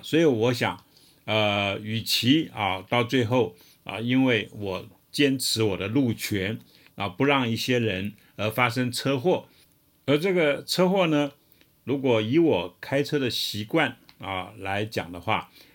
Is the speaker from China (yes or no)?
no; Taiwan; 身为台湾人